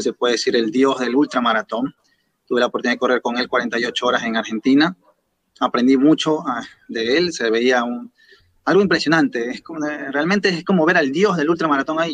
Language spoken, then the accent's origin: Spanish; Guayaquil, Guayas, Ecuador; de Ecuador, especialmente de la ciudad de Guayaquil